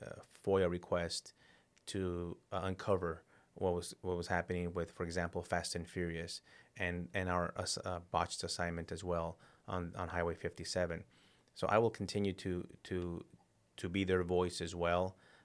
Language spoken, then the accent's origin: English; El Paso, Texas, United States; I grew up in El Paso, Texas, in a border town, lower income family. My parents immigrated here legally.